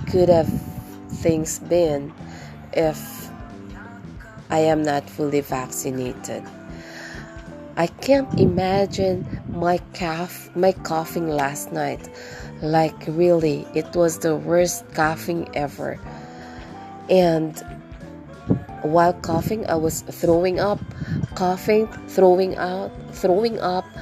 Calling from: Tagkawayan, Calabarzon, Philippines; once again, and I'm podcasting from the Philippines, particularly from here in Tagkawayan. And we are at the southernmost part of Quezon province.

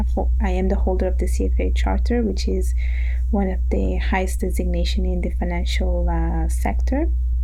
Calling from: Montreal, Quebec, Canada; I'm connected from Montreal.

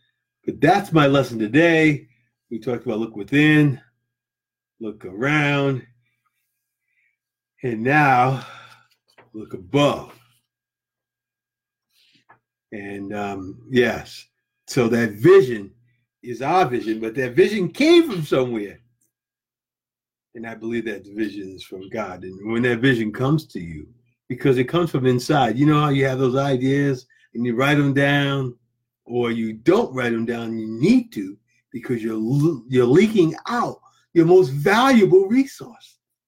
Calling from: Florida, United States; I'm coming from Florida here.

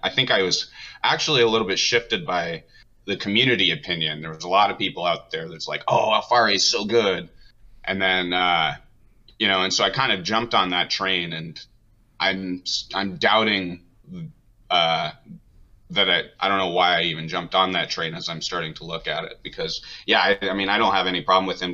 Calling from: Wenatchee, Washington, United States; I'm calling from Wenatchee, Washington

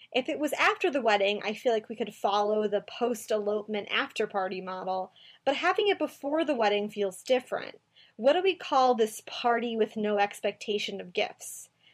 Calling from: Minnesota, United States; moved away as an adult; I'm calling you from Minnesota. I moved here five years ago from my hometown

